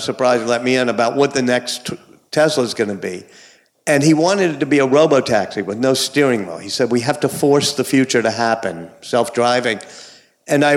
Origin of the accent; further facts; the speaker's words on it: Louisiana, United States; when I was very young, growing up in Louisiana